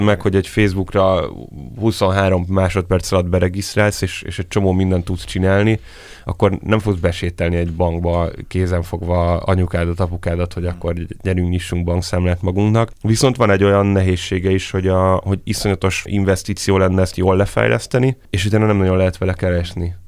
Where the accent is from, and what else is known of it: Hungary